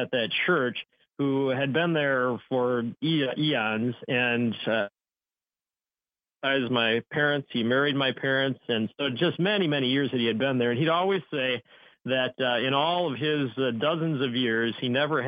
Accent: Fond du Lac, Wisconsin, United States; my hometown of Fond du Lac, Wisconsin

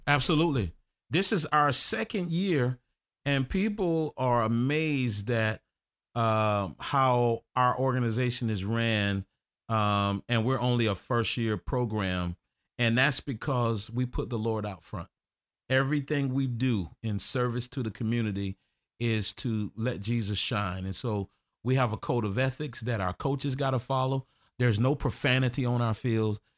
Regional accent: Orlando, Florida, United States; I grew up in Tangelo

